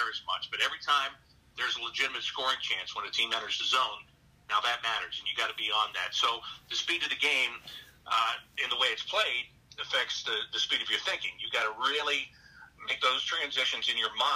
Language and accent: English; Pittsburgh, Pennsylvania, United States; now in Columbus, United States; I'm from the Pittsburgh area. You know, that's where I grew up